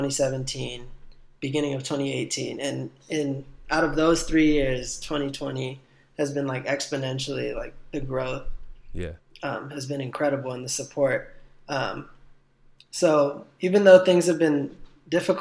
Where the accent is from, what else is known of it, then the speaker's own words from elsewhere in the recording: Watsonville, California, United States; and it came with a music video, and it was dedicated to my hometown